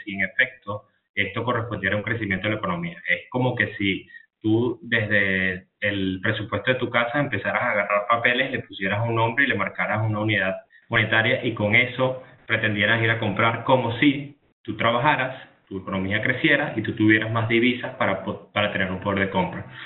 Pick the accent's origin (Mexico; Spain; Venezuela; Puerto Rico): Venezuela; yo como venezolano